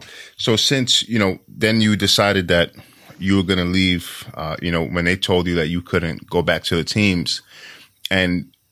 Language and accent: English; New York, United States; You know, I'm from New York. It's such a different culture, you know.